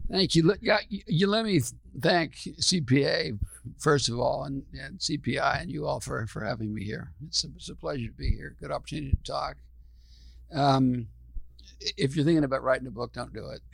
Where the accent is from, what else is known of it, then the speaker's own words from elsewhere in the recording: Midwest, United States; I'm from the Midwest